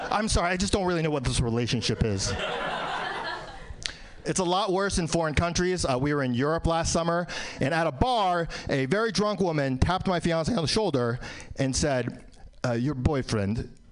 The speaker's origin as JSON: {"language": "English", "region": "New York", "country": "United States", "tie": "born or raised there", "said": "Uh, I was born in New York, still live in New York. Relatively speaking, good place to be a minority."}